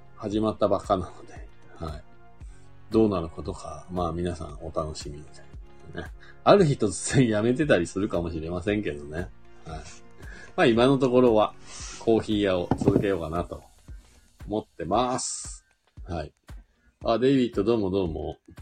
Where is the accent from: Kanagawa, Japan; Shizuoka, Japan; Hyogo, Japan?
Shizuoka, Japan; Fuji; now in Nagano, Japan; その富士からね、僕の地元からね、